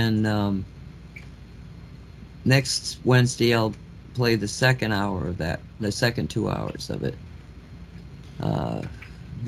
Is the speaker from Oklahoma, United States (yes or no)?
no; Massachusetts, United States; I grew up in Massachusetts